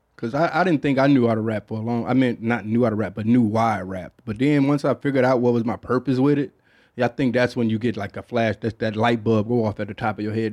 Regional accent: Detroit, Michigan, United States; growing up in Detroit

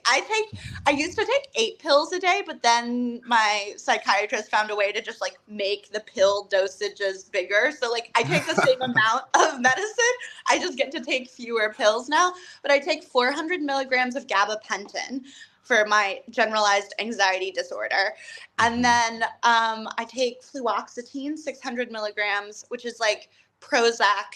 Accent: Falls Church, Virginia, United States; moved away; I grew up in Falls Church, which is like the DC suburbs

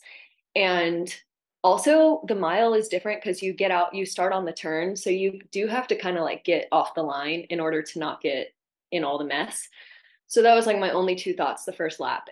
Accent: Mississippi, United States; moved away as an adult; also born or lived in Florida; I grew up in Mississippi and went to the University of Florida

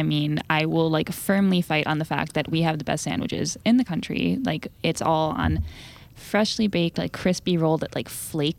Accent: Mahwah, New Jersey, United States; So I am from Mahwah in Bergen County, which is in northern New Jersey, about 40 minutes outside of the city.

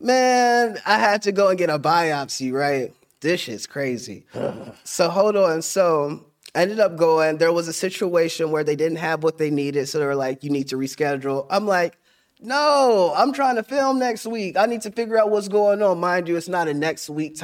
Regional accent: Middletown, Ohio, United States; I'm from Middletown.

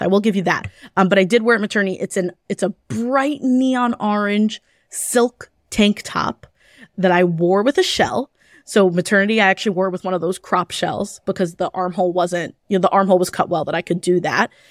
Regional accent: New York City, New York, United States; I grew up in Kew Garden Hills

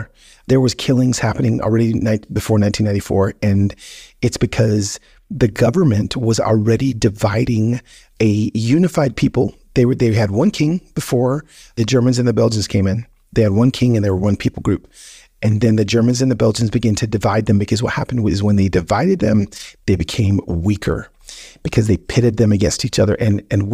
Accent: United States; as an American

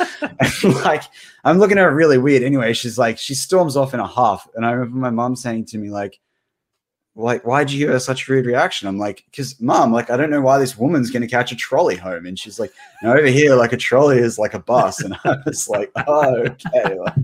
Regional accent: Australia; as an Aussie

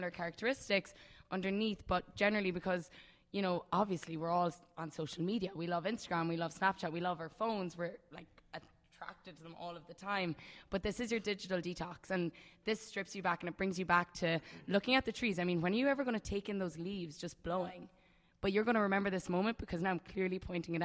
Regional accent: Ireland; I'm Irish

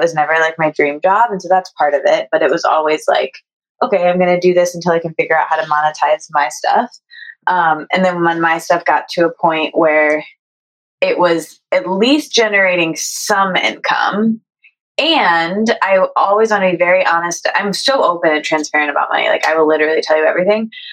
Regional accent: Midwest, United States; I'm from the Midwest

